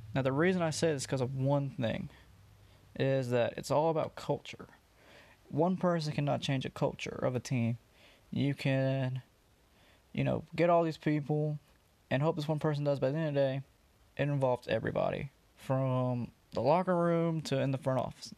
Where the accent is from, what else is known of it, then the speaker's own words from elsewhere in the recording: Georgia, United States; I'm from Georgia